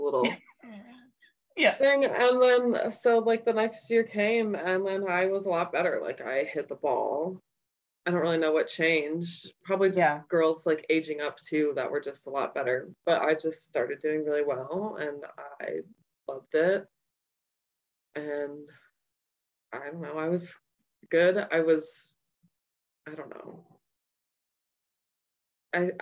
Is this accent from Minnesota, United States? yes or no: yes; Bloomington, Minnesota, United States; I grew up in Minnesota for all my life. I grew up in Bloomington.